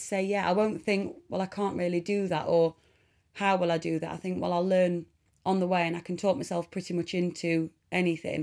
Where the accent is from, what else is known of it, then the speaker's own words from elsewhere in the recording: Mansfield, East Midlands, United Kingdom; I am from Nottingham born in Mansfield in Nottingham in 1985